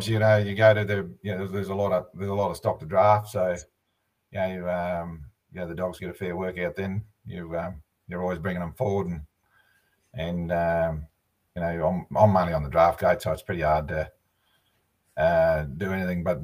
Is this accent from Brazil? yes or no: no; Hay, New South Wales, Australia; Yeah, I'm uh, I'm from Hay. Uh, we've um, We've been here since uh, 2009.